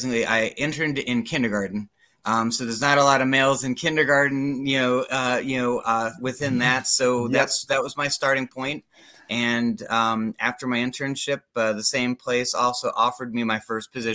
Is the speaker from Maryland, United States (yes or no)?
yes; Germantown, Maryland, United States; moved away as an adult; now in Florida, United States; I grew up in Germantown, Maryland, just out of Washington, D.C. Moved down here to go to college